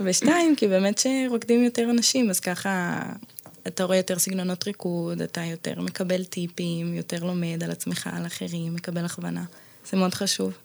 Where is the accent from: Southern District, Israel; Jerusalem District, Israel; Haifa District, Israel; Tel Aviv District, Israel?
Haifa District, Israel; Zikhron Ya'akov; also born or lived in Bat Galim, Haifa; במקור מזיכרון